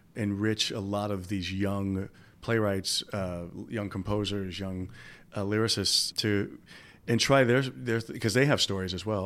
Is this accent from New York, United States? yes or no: yes; New York City, New York, United States; my hometown